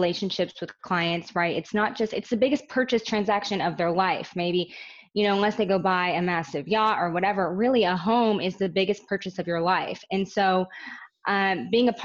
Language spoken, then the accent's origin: English; Orange County, California, United States; I'm born and raised in Orange County.